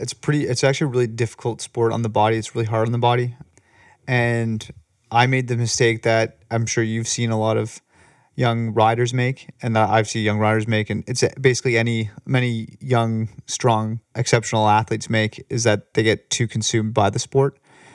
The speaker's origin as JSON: {"language": "English", "town": "Toronto", "region": "Ontario", "country": "Canada", "also_born_or_lived": "Ottawa / Michigan", "said": "I'm from Toronto originally."}